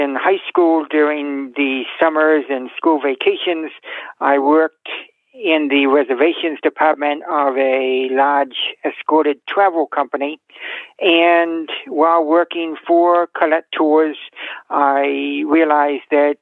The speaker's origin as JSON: {"language": "English", "region": "Massachusetts", "country": "United States", "said": "I am from Massachusetts"}